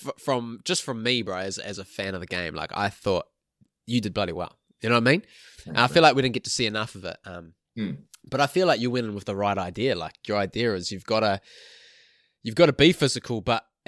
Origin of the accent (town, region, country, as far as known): New Zealand; now in Australia